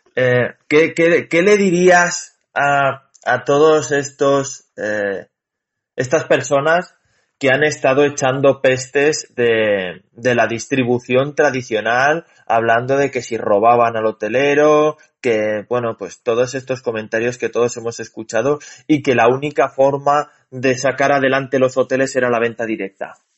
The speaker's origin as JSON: {"language": "Spanish", "country": "Spain", "said": "los españoles somos españoles"}